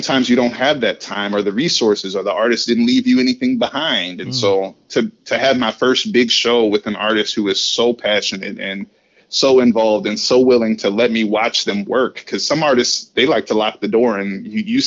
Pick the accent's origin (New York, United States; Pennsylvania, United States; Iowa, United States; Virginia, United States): Iowa, United States; Waterloo; moved away; also born or lived in Atlanta / St. Louis; I'm from Waterloo, Iowa.